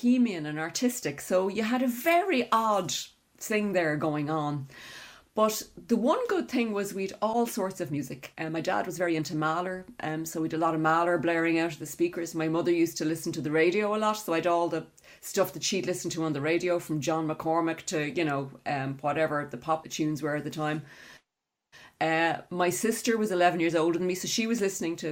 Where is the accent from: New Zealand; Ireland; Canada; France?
Ireland; Dublin, Leinster; I'm from Cabra in Dublin, and I grew up in a slightly odd situation